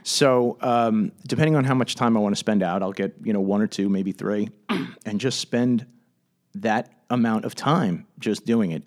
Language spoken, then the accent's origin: English; Commack, New York, United States; I grew up in Comac